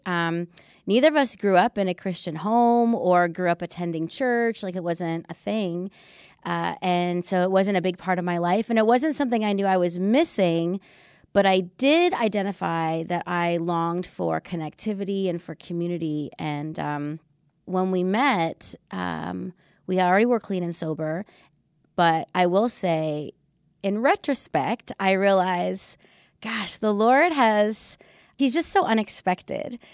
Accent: Canada; moved away as an adult; also born or lived in Vancouver; now in United States; We met in Vancouver, but we're Canadian, even though we uh, live and work in the United States

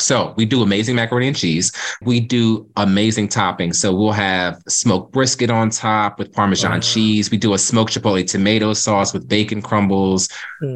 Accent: Cape May, New Jersey, United States; moved away as an adult; now in Philadelphia, United States; Growing up in Cape May, it's very historic

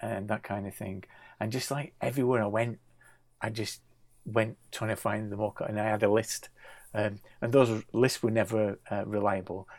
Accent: Bolton, North West England, United Kingdom; Growing up in Bolton

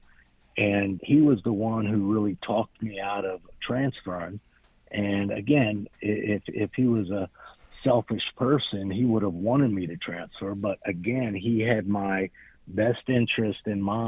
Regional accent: Miami, Florida, United States; I grew up in Miami.

